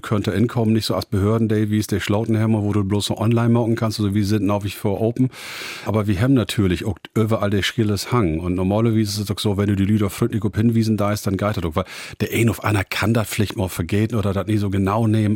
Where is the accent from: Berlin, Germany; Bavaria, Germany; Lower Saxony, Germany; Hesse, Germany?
Lower Saxony, Germany; Emsland; accent: Low German (Plattdeutsch); first language Low German; als Native Speaker in Emsland